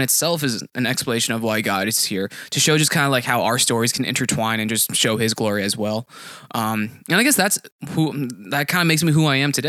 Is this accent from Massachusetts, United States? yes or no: yes; Newton, Massachusetts, United States; I'm from Newton, Massachusetts. So similarly to Chris, it's like, it's near Boston, but I also graduated from UMass Amherst, communications degree